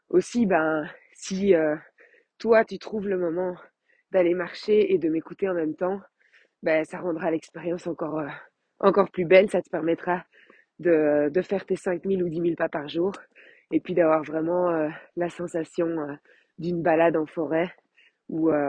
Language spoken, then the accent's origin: French; Belgium; Je suis belge.